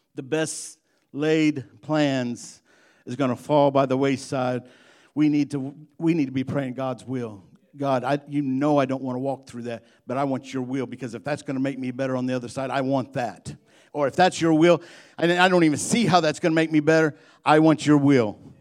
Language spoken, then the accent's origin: English; Illinois, United States; I'm from Illinois